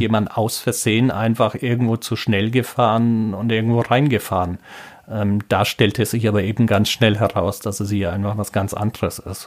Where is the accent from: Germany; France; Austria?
Germany; Franconia, Bavaria; moved away as an adult; also born or lived in Braunschweig; now in Trier, Germany; ich komme aus Franken.